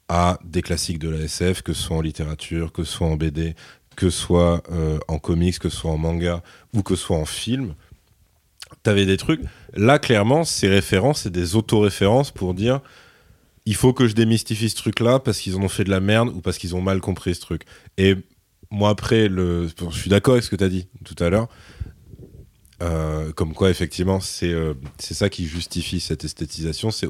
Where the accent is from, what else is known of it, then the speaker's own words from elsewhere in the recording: France; nous on est français